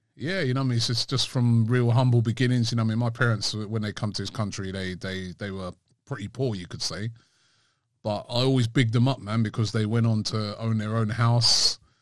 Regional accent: London, United Kingdom; I'm from England. I was born in London

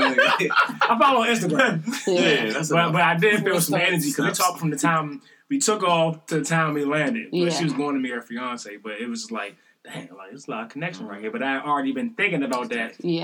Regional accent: Armour, Maryland, United States; I'm from Armour

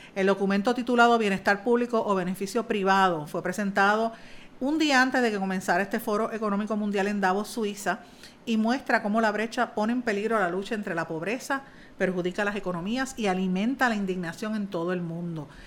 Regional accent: Puerto Rico; uno no va a dejar nunca su cultura, uno no va a dejar de ser puertorriqueño

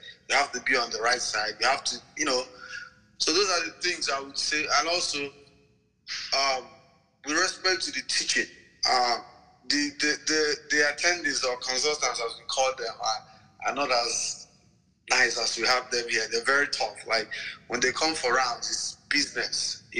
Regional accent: Imo, Nigeria; moved away as an adult; also born or lived in Anambra State, Nigeria; now in United States; I'm from Nigeria. I'm Igbo, from Imo State. I went to med school in Nigeria, Nnamdi Azikiwe University, in Anambra State.

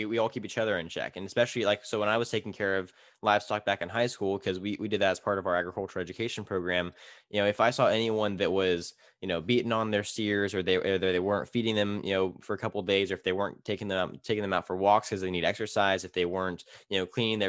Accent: Tulare, California, United States; It's Tulare, California.

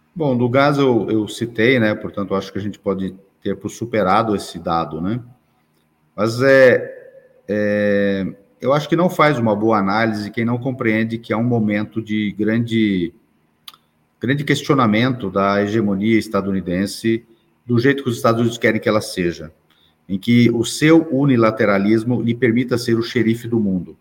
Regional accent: Brazil; eu sou brasileiro, nasci aqui

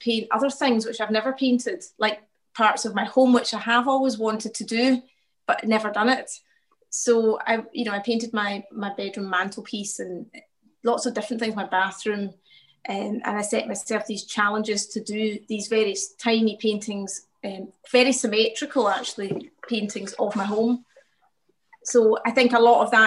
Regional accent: Glasgow, Scotland, United Kingdom; I grew up in the south side of Glasgow in Pollock Shields

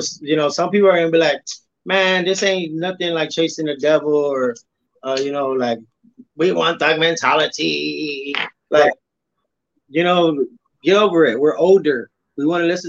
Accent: Texas, United States; I'm from Texas

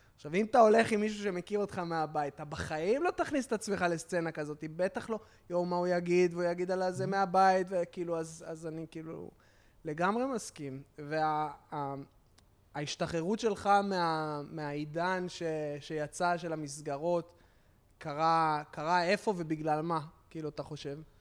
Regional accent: Tel Aviv, Tel Aviv District, Israel; אני גדלתי ביד אליהו, אז כאילו, אני ת, תל אביבי

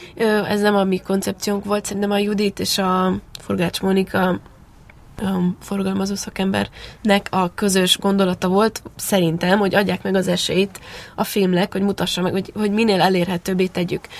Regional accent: Transylvania, Romania; moved away as an adult; now in Hungary; Én nyilván Erdélyben nőttem fel

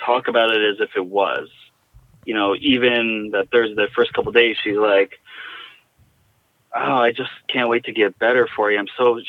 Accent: Jackson, United States; the hospice in my hometown in Jackson was, I mean, they were just incredible

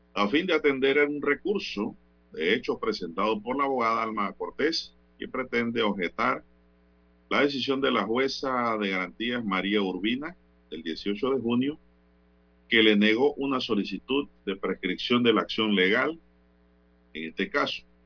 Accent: Panama; como panameño y como ciudadano

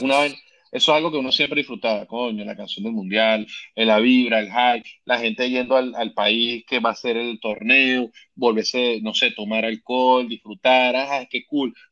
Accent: Venezuela; yo que soy venezolano

